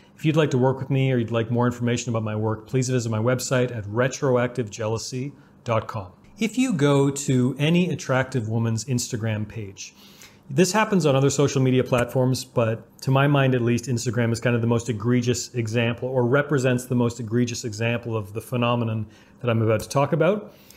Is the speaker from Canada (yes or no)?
yes; Canada; growing up in Canada